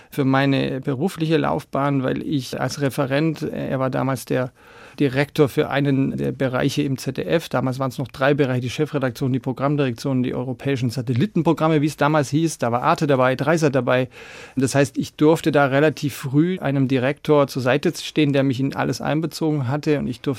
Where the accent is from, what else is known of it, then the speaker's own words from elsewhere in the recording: Baden-Württemberg, Germany; Aber ja, also ich bin tatsächlich auf der Schwäbischen Alb